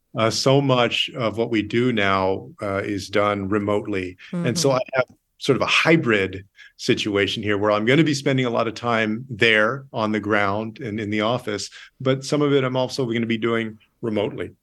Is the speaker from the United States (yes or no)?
yes; San Antonio, Texas, United States; I grew up here in San Antonio, Texas